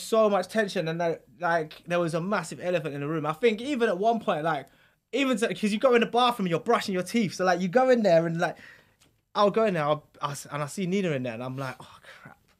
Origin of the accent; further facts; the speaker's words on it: London, United Kingdom; also born or lived in Essex; where we live is on the border of Essex and London